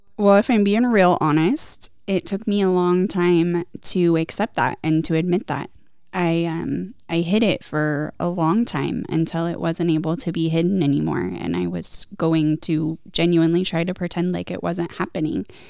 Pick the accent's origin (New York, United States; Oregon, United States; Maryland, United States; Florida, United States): Oregon, United States; Gold Hill; I grew up in Gold Hill